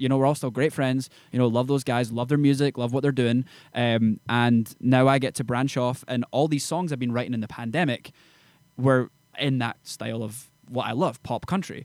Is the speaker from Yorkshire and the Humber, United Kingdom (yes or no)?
no; Edinburgh, Scotland, United Kingdom; moved away as an adult; now in Nashville, United States; from, uh, Edinburgh, Scotland, and I'm a country artist based in Nashville, Tennessee.